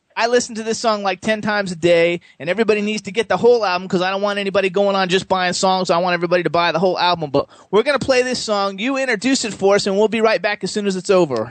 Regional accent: Florida, United States; I'm from Florida

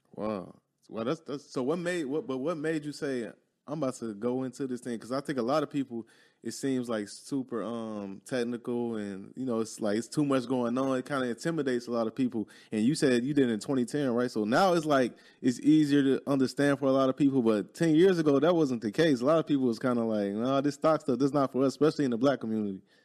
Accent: Chicago, Illinois, United States; moved away as an adult; now in Dallas, United States; I'm from Chicago

